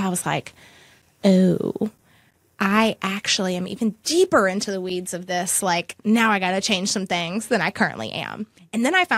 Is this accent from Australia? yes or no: no; Amherst County, Virginia, United States; also born or lived in Lynchburg, Virginia; I was born in Amherst County